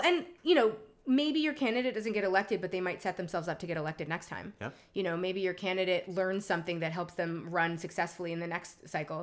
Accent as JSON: {"language": "English", "town": "New York City", "region": "New York", "country": "United States", "moved": "yes", "lives_now": "Los Angeles, United States", "said": "I am literally from Lower Manhattan."}